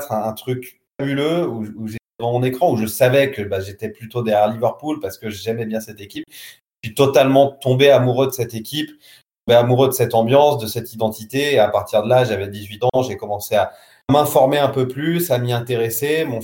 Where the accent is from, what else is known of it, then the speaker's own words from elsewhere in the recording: Saint-Étienne, Auvergne-Rhône-Alpes, France; je suis stéphanois.